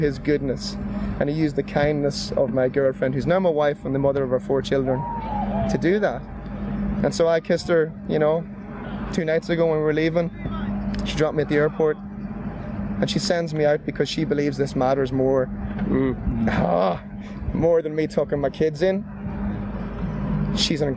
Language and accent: English; Monaghan, Ulster, Ireland; standing in a wee church in Monaghan, my hometown